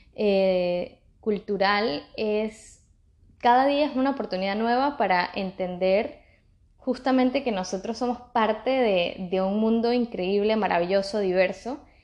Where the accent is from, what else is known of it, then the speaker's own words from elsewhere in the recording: Venezuela; moved away as an adult; also born or lived in England; yo salí de Venezuela luego de mi grado y fui a una experiencia como voluntaria en Inglaterra